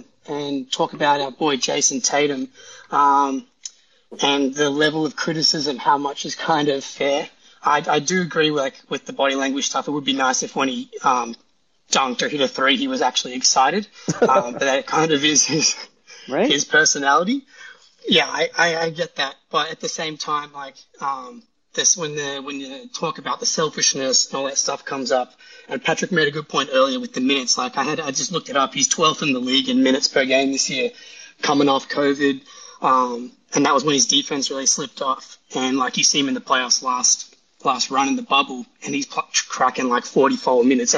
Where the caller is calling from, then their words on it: Sydney, New South Wales, Australia; Yeah, I'm in Sydney, Australia.